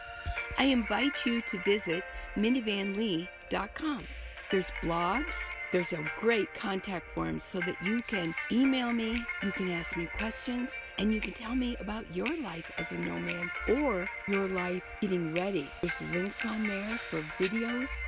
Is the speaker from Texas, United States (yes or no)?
no; Port Clinton, Ohio, United States; now in Arizona, United States; I was born and raised in northern Ohio near Port Clinton.